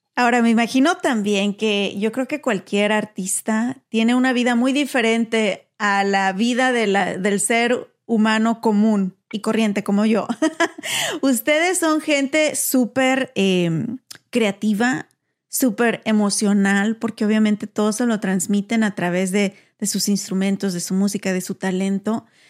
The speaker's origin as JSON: {"language": "Spanish", "country": "Mexico", "moved": "yes", "lives_now": "United States", "said": "como mexicana"}